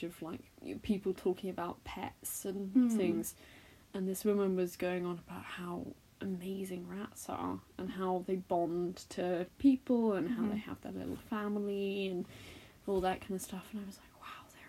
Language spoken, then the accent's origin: English; Scottish Highlands, Scotland, United Kingdom; I am Scottish. I grew up in the middle of the Highlands, in the middle of nowhere